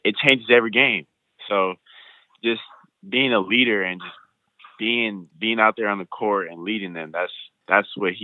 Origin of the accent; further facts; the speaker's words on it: West Coast, United States; I'm from the West Coast